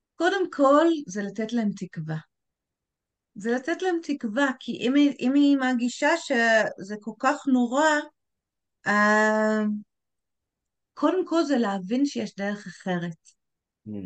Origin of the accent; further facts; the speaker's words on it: England, United Kingdom; also born or lived in Tel Aviv, Israel; now in Israel; בתור בריטית שמגיעה לארץ